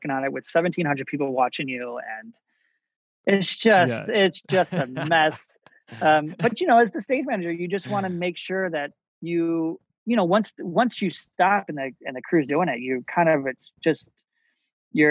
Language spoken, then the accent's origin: English; Chicago, Illinois, United States; I grew up in Chicago, outside of Chicago, Illinois